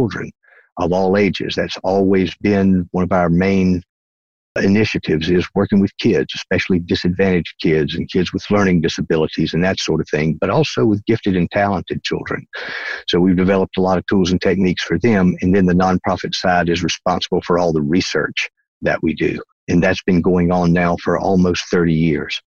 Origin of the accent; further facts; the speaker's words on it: North Carolina, United States; accent: Southern; moved away as an adult; Originally, I'm from North Carolina. That's the East Coast, what we call the South here in the United States. And that's where this accent comes from